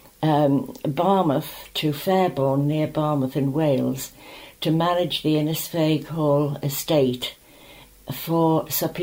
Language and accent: English; Douglas, Isle of Man; I was born in Falcon Cliff Hotel on the 2nd of June, 1923, in the middle of TT Week